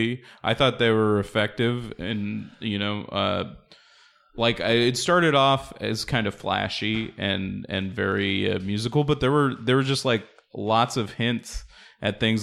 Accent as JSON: {"language": "English", "town": "La Mirada", "region": "California", "country": "United States", "tie": "born or raised there", "said": "I grew up in La Mirada, but my grandparents lived in Huntington Park"}